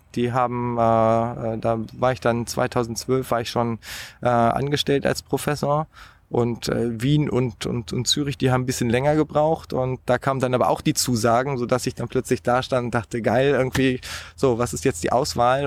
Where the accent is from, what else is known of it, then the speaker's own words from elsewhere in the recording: Hanover, Lower Saxony, Germany; Ich bin ja in Niedersachsen aufgewachsen